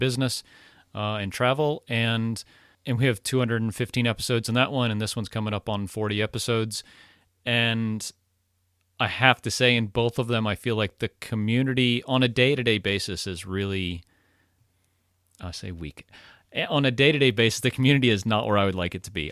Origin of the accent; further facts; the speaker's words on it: Florida, United States; I'm from Florida. I say y'all, and, and when there's two of you, it's y'all's.